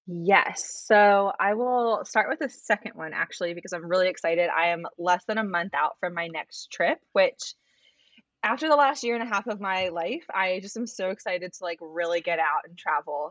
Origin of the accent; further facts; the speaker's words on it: Arizona, United States; now in Richmond, United States; I live in Richmond, Virginia, which is a city that I have come to really, really love. And um, I didn't expect that. I grew up in Arizona